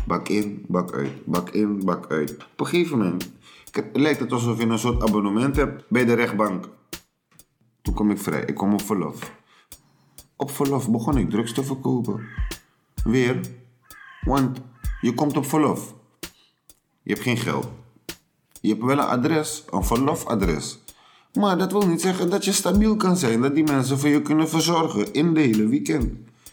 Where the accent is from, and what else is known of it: Suriname; born or raised there; now in Netherlands